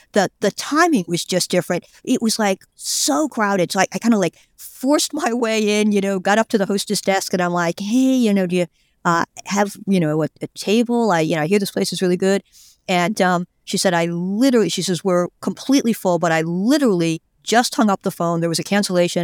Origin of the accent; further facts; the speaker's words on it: United States; I'm an American